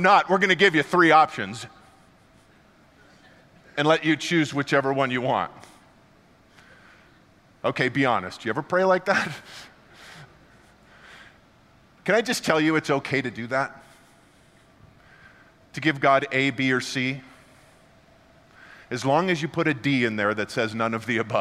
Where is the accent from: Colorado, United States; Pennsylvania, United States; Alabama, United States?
Colorado, United States; I grew up here in Colorado